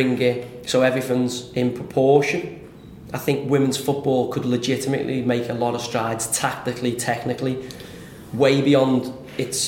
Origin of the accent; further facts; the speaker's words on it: Liverpool, North West England, United Kingdom; I grew up in Liverpool